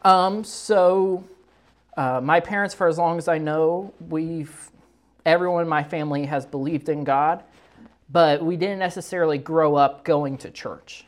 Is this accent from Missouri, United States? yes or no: yes; Moberly, Missouri, United States; I was born and raised in Moberly, Missouri